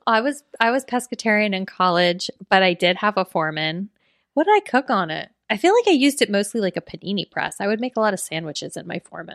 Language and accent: English; Florida, United States; we're both from Florida